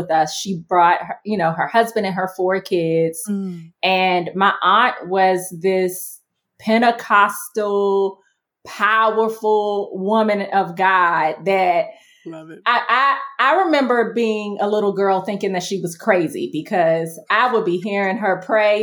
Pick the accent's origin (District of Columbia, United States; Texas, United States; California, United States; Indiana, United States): District of Columbia, United States; Washington; my parents left that home with my aunt, and we moved into an apartment in Southeast DC, another part of DC at the time